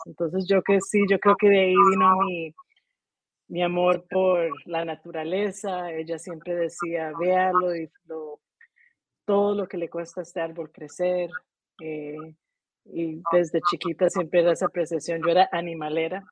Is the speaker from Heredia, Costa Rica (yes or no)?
yes; Heredia, Costa Rica; moved away as an adult; also born or lived in Colorado, United States; Nací en Heredia.